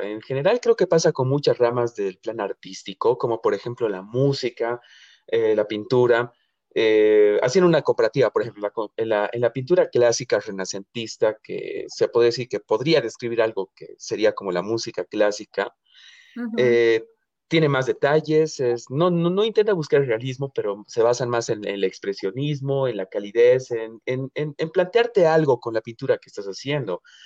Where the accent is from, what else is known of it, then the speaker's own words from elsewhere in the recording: Bolivia; yo aquí como boliviano